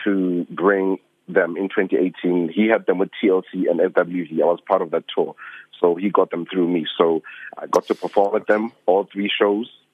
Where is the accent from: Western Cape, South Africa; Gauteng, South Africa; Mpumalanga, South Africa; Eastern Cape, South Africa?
Gauteng, South Africa; Soweto; I'm just a kid from Soweto.